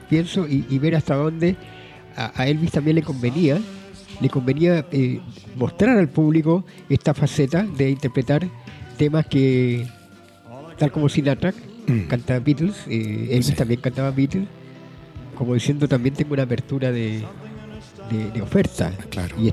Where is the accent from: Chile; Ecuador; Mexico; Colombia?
Chile; Valparaíso; mi ciudad natal, sí.